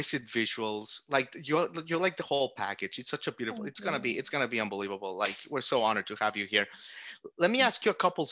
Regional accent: Florida, United States; now in Nashville, United States; I'm from Florida

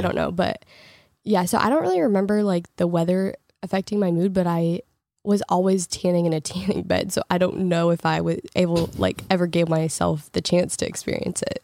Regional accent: Portland, Oregon, United States; moved away as an adult; also born or lived in Los Angeles / Texas; now in Michigan, United States; I grew up in Portland and it was gray, like, every single day, but I was also in high school

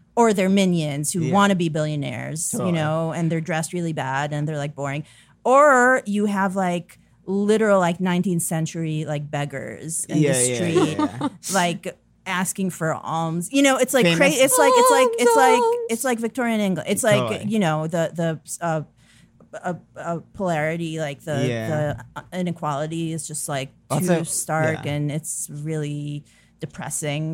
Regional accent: Haifa, Haifa District, Israel; moved away as an adult; also born or lived in Tel Aviv; now in United States; I'm from Haifa, but I lived in Tel Aviv for a few years before coming here.

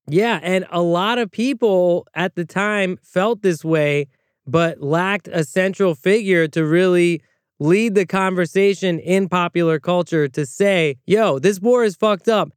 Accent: United States; As an American with the right to vote

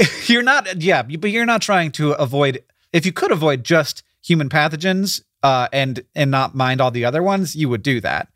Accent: Florida, United States; moved away; I grew up in Florida

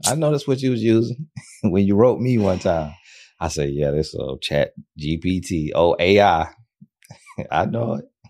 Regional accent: Florida, United States; I'm from Florida

